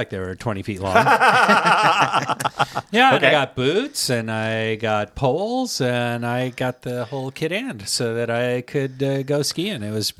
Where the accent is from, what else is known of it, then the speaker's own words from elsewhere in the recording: Colorado, United States; moved away as an adult; I lived in Colorado. I grew up in Colorado.